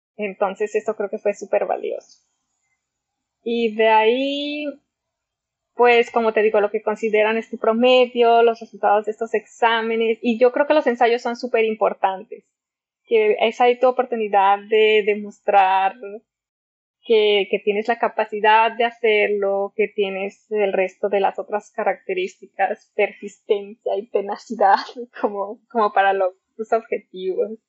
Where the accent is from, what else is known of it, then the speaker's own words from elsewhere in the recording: Zacatecas, Mexico; moved away as an adult; also born or lived in Liverpool; now in Ecuador; yo soy de Zacatecas, lo cual es en la alta montaña en el centro de México